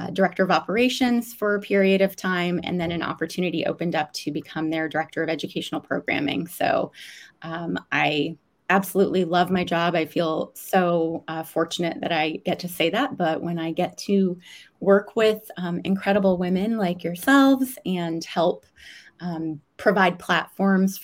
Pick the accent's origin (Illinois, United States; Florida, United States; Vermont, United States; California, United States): Vermont, United States; moved away as an adult; also born or lived in Washington, D.C. / Australia; I am from Vermont, born and raised, and grew up there